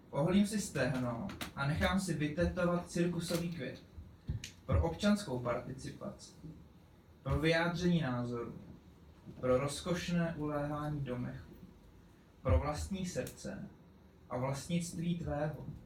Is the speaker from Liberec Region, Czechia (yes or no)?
no; Pardubice, Pardubice Region, Czechia; jsem původně z Koněpulek, respektive Pardubic.